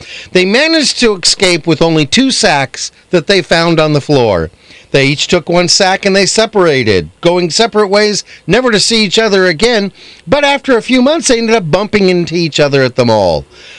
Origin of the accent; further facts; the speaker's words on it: East Coast, United States; accent: East Coast; I don't know what. I got my East Coast accent going on.